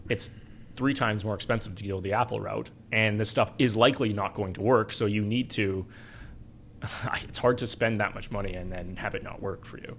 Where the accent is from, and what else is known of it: Alberta, Canada